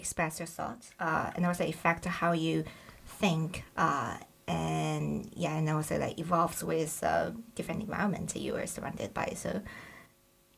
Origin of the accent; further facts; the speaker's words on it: China; first language Bai; English is a second language; moved away as an adult; also born or lived in Hong Kong; now in London, United Kingdom; I am originally from mainland China. Actually, a minority family, so it's called Bai. So my mother tongue is actually not Mandarin, but dialogue is called Bai. And I moved to Hong Kong since my college